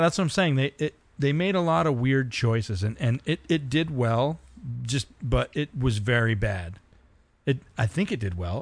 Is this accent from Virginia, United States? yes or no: no; San Diego, California, United States; I was born in San Diego